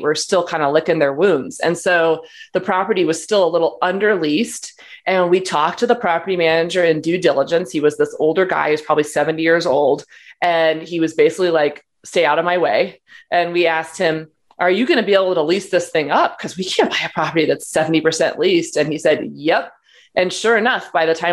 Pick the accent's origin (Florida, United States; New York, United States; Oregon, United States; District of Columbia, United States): Oregon, United States; Portland; moved away; also born or lived in Los Angeles, California; My family's from Portland. I'm from Portland, Oregon.